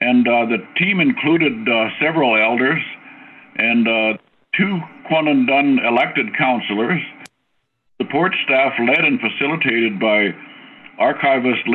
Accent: Whitehorse, Yukon, Canada; I was born and raised in Whitehorse

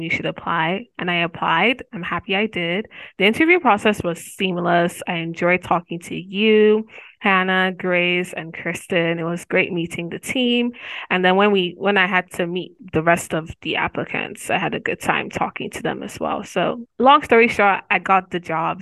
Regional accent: Nigeria; moved away as an adult; also born or lived in Nigerian black woman; now in Missouri, United States; I'm from Nigeria

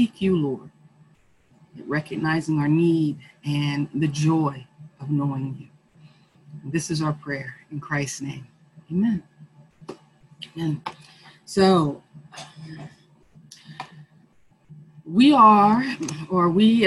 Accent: United States; we are the American people and this is our country

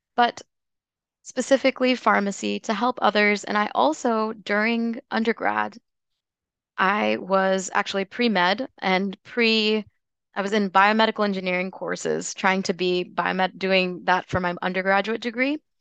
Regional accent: Tennessee, United States; moved away as an adult; also born or lived in North Carolina / Washington, D.C. area; now in Louisville, United States; I was born and raised in Tennessee

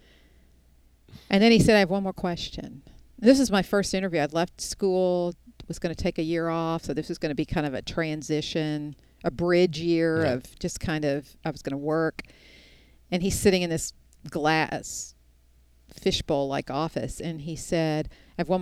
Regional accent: Houston, Texas, United States; the little girl born and raised in Houston, Texas

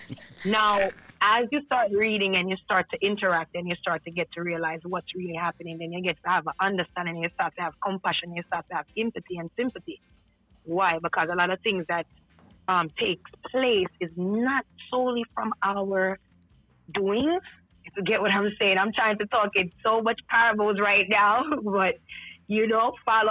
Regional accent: New York City, New York, United States; I'm from Brooklyn

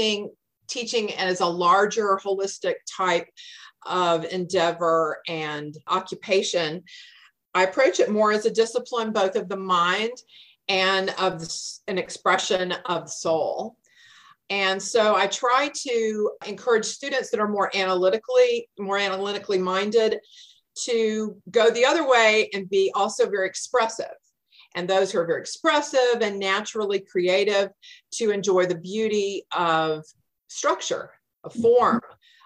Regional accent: Atlanta, Georgia, United States; also born or lived in Cherokee County, Georgia; I am a native of Atlanta. I live in Cherokee County now. We've been here for about 28 years. We have a small farm here of 3 acres, but my growing up years were in DeKalb County in Atlanta

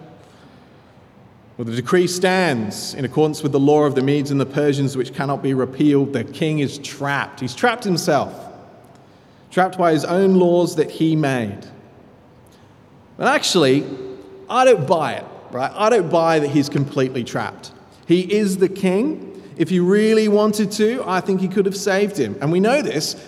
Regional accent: Sydney, New South Wales, Australia; I'm from the Shire

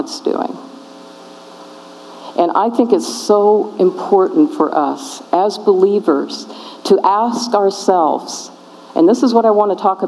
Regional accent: California, United States; I'm from California

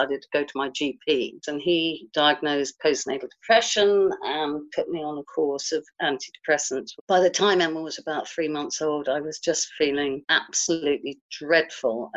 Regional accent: Guildford, South East England, United Kingdom; I'm from Guildford in Surrey

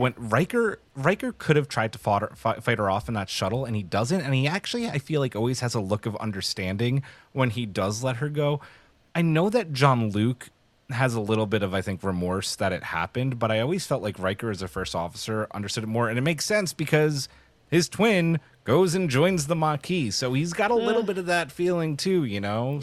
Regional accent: New York City, New York, United States; I grew up in New York City

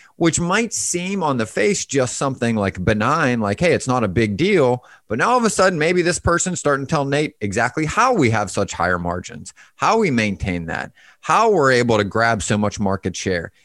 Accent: Pittsburgh, Pennsylvania, United States; moved away; I'm originally from Pittsburgh

